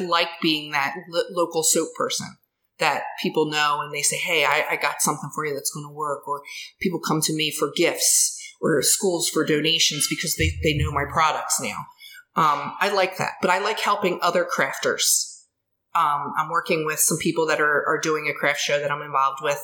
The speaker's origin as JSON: {"language": "English", "town": "Ridley Township", "region": "Pennsylvania", "country": "United States", "tie": "born or raised there", "said": "I grew up here. I grew up in Ridley Township. I live in Ridley Park"}